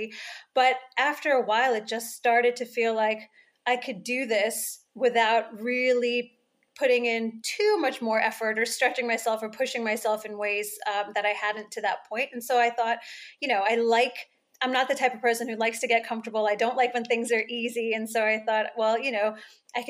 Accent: United States; moved away as an adult; now in United Kingdom; even though I'm American, now that I live here in the UK

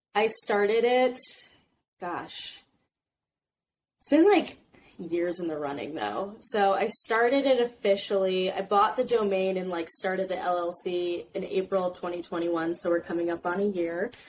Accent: Indiana, United States; moved away as an adult; now in New York City, United States; I'm from Indiana originally, but I live in New York City now

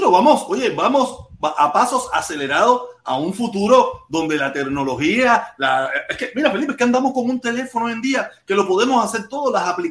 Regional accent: Cuba; moved away; teníamos, con la que era mi esposa, con la que yo vine de Cuba, tenía miles de, miles de fotos

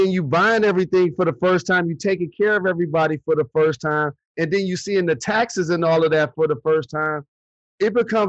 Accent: Detroit, Michigan, United States; my hometown, beloved Detroit Lions.

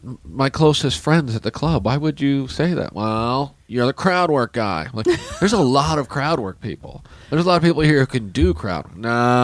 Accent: Kansas, United States; moved away; I was from Kansas

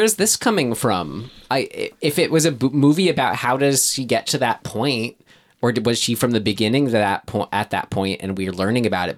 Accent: United States; being American

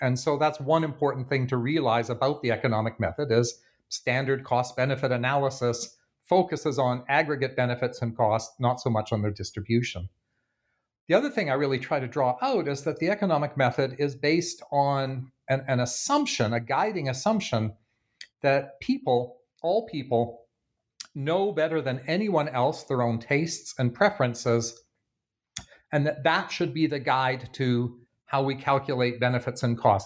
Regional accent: Canada; now in Bloomington, United States; my home country of Canada

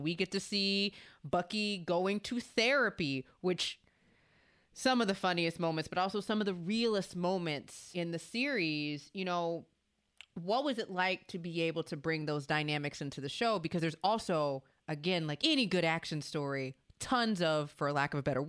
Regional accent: Louisiana, United States; And another thing I love about this is obviously Anthony Mackie's from Louisiana. I'm also from Louisiana.

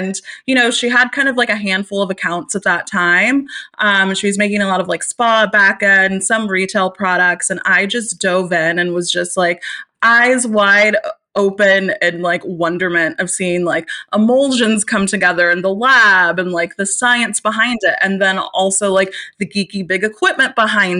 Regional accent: Austin, Texas, United States; Austin, Texas, which is my hometown

